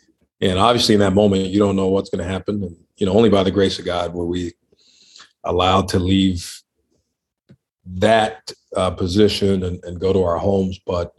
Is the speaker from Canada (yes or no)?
no; Liberia; born there; Yeah, I was born in Liberia, West Africa. That's where my dad is from. My mom is from Montana. She's from the States.